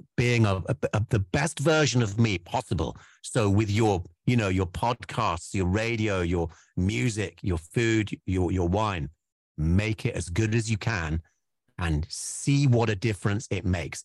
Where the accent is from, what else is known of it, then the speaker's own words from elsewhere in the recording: Wales, United Kingdom; we're Welsh boys